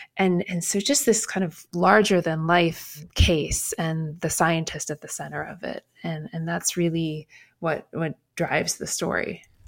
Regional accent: Midwest, United States; moved away as an adult; also born or lived in China; I'm from the Midwest.

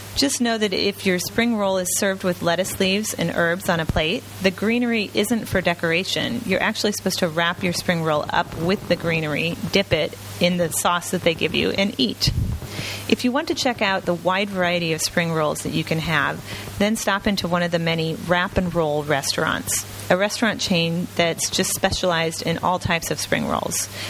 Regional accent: United States; now in Ho Chi Minh City, Vietnam; I'm American

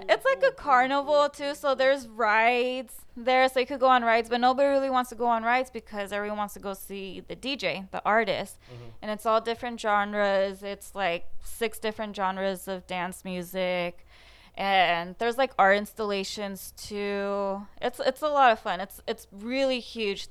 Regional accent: Fullerton, California, United States; I was born and raised in Fullerton, closer to the edge of Buena Park, but technically Fullerton.

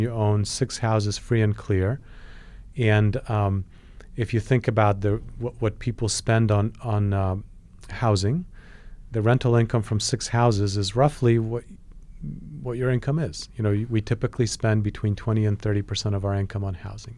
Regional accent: Poland; now in United States; I was born in Poland

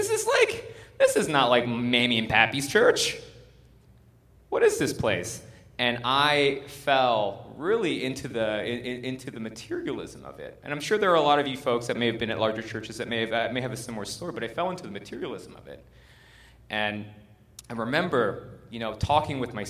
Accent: United States; we're American

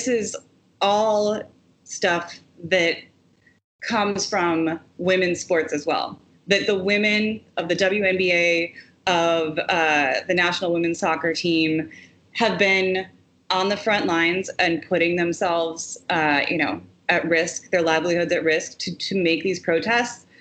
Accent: Wisconsin, United States; the proud labor organizing history of resistance that comes out of my home state.

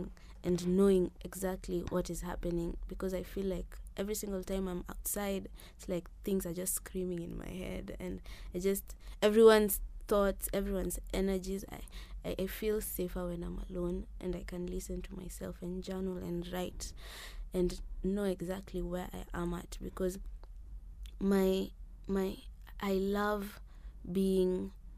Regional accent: Nairobi, Kenya; In Nairobi. I was just born here, Kenyatta.

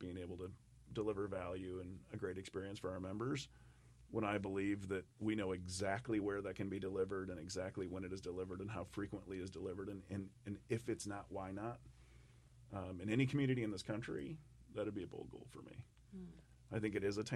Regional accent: United States; I grew up in the Mississippi, and it was a very narrow part of the river

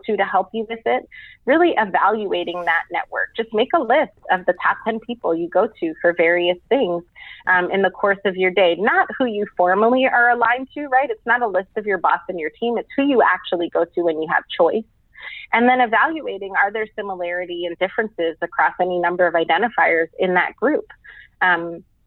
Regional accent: New York, United States; I'm a first generation American. I'm a New Yorker

